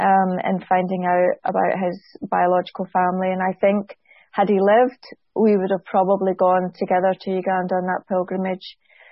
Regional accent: Scotland, United Kingdom; I'm Scottish, and was quite defensive.

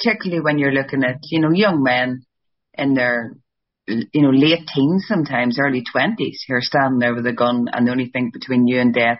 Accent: Ireland; But because we're Irish, we like to meander a bit.

